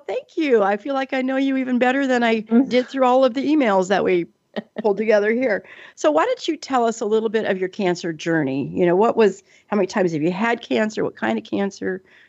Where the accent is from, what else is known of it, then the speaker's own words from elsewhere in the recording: Seattle, Washington, United States; also born or lived in Alaska / Colorado; now in Portland, United States; I was born in Alaska in December, if you can imagine. My mom told me it was 62 degrees below zero that day. Wow. But then I spent my young years in Colorado. And then I grew up in Seattle after that.